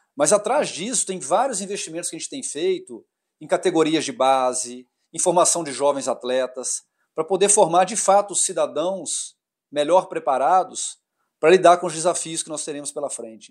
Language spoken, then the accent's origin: Portuguese; Minas Gerais, Brazil; Eu sou mineiro